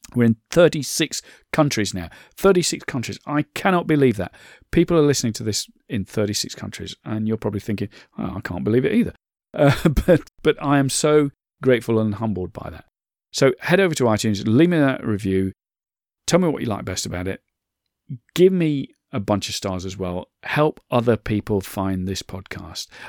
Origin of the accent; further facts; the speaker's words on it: United Kingdom; I'm British, I'm in the U K